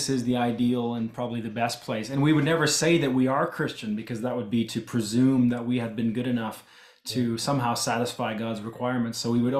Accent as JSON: {"language": "English", "country": "Canada", "tie": "born or raised there", "first_language": "English", "said": "I myself grew up speaking almost entirely English because I was born and raised in Canada, but I could understand and speak Low German if I had"}